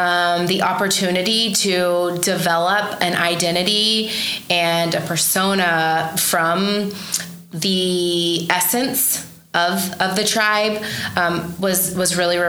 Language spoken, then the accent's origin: English; Oklahoma City, Oklahoma, United States; I am from Oklahoma City originally